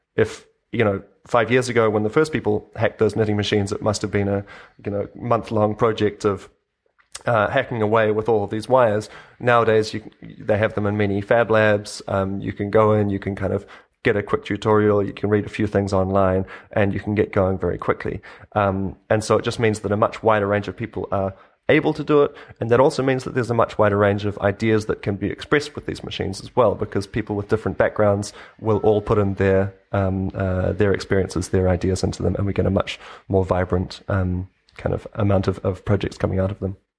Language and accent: English; New Zealand; moved away as an adult; now in Berlin, Germany; I grew up in New Zealand myself